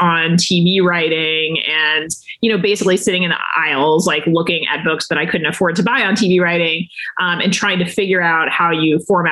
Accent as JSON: {"language": "English", "region": "Texas", "country": "United States", "also_born_or_lived": "Washington, D.C.", "moved": "as an adult", "said": "I was coming from Texas"}